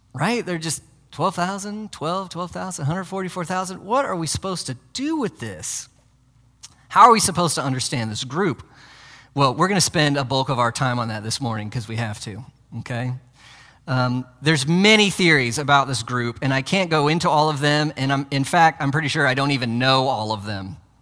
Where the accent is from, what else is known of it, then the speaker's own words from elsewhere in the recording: United States; as modern American Christians